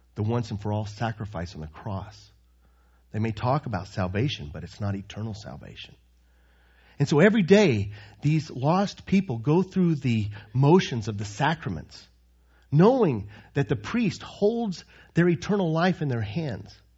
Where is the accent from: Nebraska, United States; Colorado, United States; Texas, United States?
Texas, United States; moved away as an adult; also born or lived in Croatia; growing up in Texas